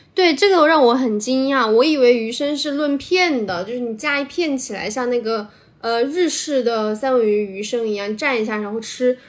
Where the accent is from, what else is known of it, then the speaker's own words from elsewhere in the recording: Sichuan, China; 作为一个四川人